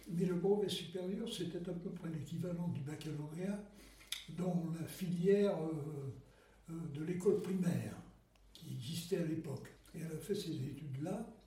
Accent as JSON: {"language": "French", "town": "Paris", "region": "Île-de-France", "country": "France", "tie": "born or raised there", "said": "je suis né tout près de la Bastille boulevard Beaumarchais pour être précis. Et j'ai vécu toute mon enfance dans le quartier du Marais."}